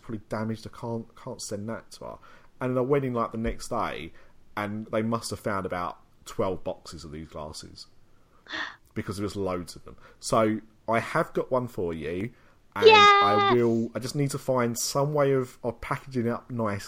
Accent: England, United Kingdom; we're English

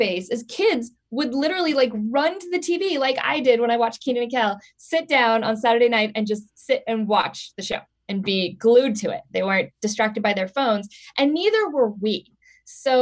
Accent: Portland, Oregon, United States; moved away; also born or lived in Hollywood, California; I was born in Portland, Oregon, and I moved back to Portland for a little while

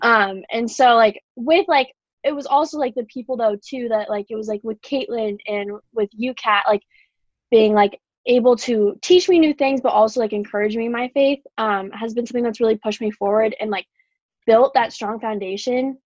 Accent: Waukee, Iowa, United States; now in Iowa City, United States; I'm from Waukee

